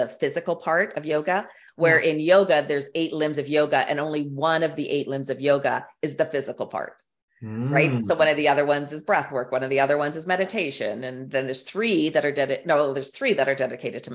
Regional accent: Canada; I'm Canadian

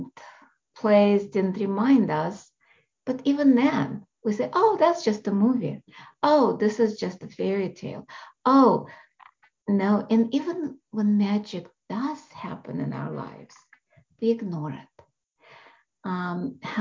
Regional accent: Russia; moved away; I was born in Russia

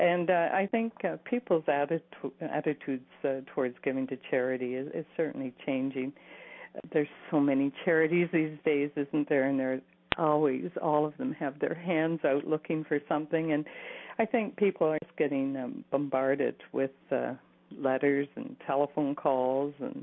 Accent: Cambridge, Ontario, Canada; moved away as an adult; now in Waterloo, Canada; I also left my hometown of Cambridge and moved to Waterloo

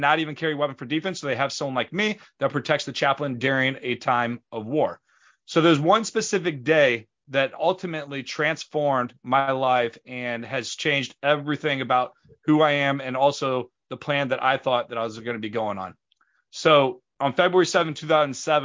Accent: St. Louis, Missouri, United States; We grew up in St. Louis

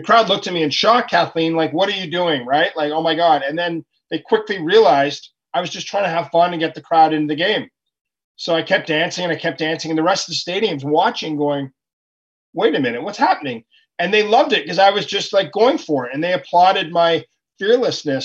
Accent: Ottawa, Ontario, Canada; I'm from Ottawa, Canada

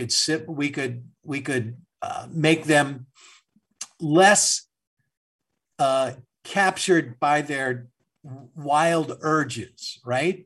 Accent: St. Louis, Missouri, United States; a white child growing up in St. Louis, as I did, with a racist white father.

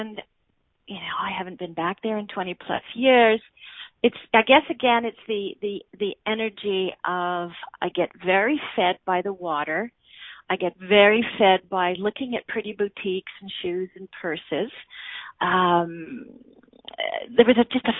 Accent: Montreal, Quebec, Canada; Montreal, my hometown

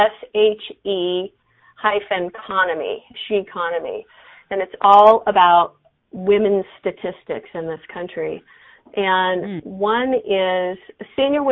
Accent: San Diego, California, United States; moved away as an adult; now in Colorado, United States; I grew up in San Diego, so I love the beach

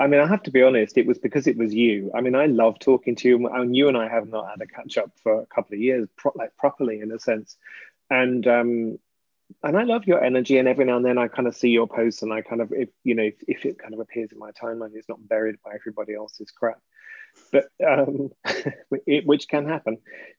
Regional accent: England, United Kingdom; ass because I'm English.

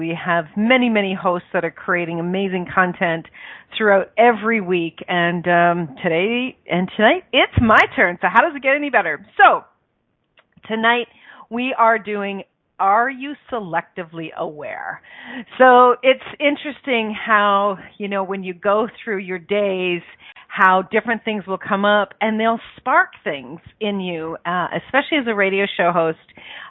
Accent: Ireland; because I'm Irish, me darling, and we're going to be doing an Irish song and dance during the whole thing.

